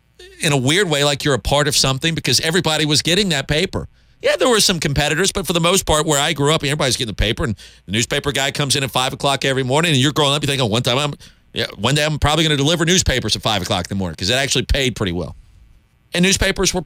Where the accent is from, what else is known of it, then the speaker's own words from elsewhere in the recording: Columbia, South Carolina, United States; I grew up in Columbia